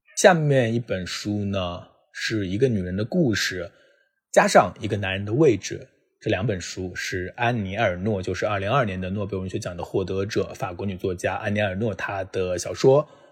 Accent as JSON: {"language": "Chinese", "country": "China", "said": "作为一个中国人，我们都见证了中国经济的发展"}